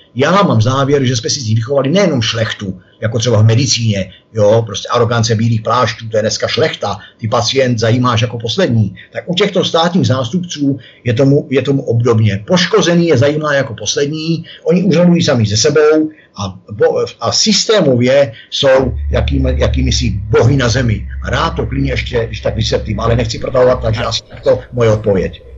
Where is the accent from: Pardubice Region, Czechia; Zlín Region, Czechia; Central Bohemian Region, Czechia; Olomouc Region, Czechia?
Central Bohemian Region, Czechia; Mělník; jsem mraveneček z Mělníka